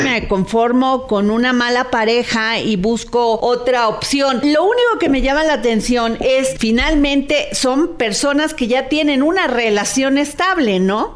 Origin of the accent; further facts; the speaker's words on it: Veracruz, Mexico; yo que soy veracruzana, somos sureñas